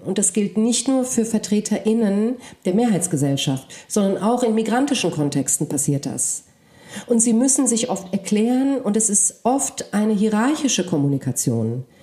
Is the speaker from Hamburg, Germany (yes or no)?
no; Frankfurt, Hesse, Germany; first language Polish; German is a second language; also born or lived in Cape Town, South Africa; ich komme äh, aus Frankfurt, ja, ich lebe in Deutschland